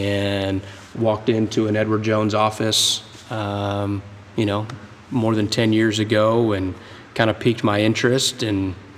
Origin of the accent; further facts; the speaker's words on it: Berlin, Germany; born there; also born or lived in Panama; You know, both my parents served in the U.S. Army. I was born in Berlin, Germany. You know, lived in Panama, lived in just about every military base east of the Mississippi River.